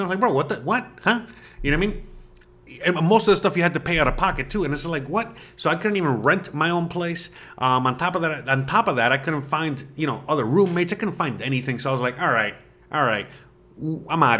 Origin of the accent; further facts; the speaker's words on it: Florida, United States; moved away as an adult; now in Mérida, Mexico; I'm from Florida